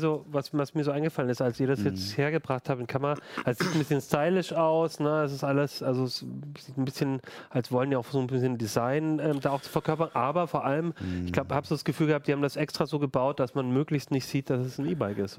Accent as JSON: {"language": "German", "town": "Ulm", "region": "Baden-Württemberg", "country": "Germany", "tie": "born or raised there", "moved": "yes", "lives_now": "Hanover, Germany", "said": "in meiner Heimatstadt Ulm"}